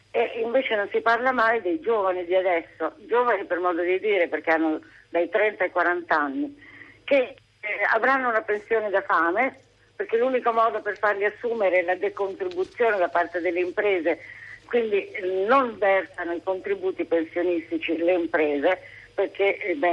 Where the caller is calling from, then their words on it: Rome, Lazio, Italy; Sì, sono da Roma.